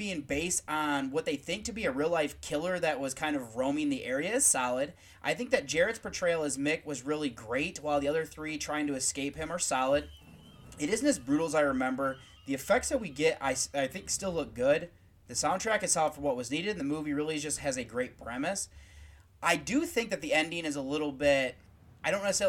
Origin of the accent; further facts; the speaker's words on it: United States; as an American